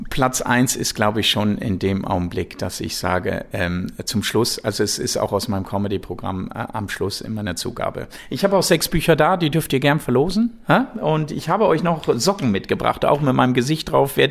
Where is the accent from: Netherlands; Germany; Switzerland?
Switzerland; Natürlich als Schweizer mit Geld, das ist klar, ne, das gehört dazu.